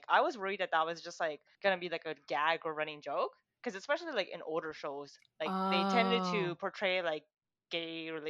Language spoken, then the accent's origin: English; Canada; Maybe because we're Canadian.